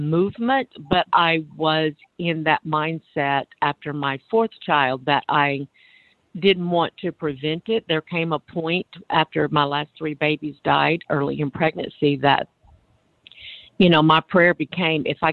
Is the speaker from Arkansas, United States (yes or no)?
yes; Arkansas, United States; moved away as an adult; also born or lived in Harlem, New York; now in New York, United States; I was born in Arkansas to a pastor and his wife and ultra-conservative religion and married in it. Raised 7 children in it